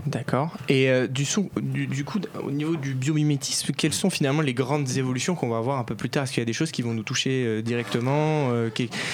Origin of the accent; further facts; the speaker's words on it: France; on est français